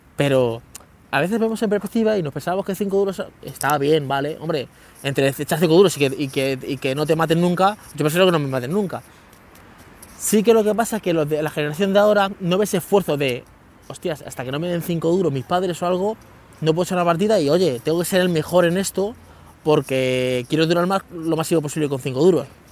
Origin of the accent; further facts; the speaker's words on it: Leganés, Community of Madrid, Spain; moved away; also born or lived in Guadalupe; yo vivía en Leganés, en San Nicasio, en un barrio de, Leganés, que a mí me encanta, yo soy amante de San Nicasio, o sea, es mi barrio, es de toda la vida, he estado 15 años allí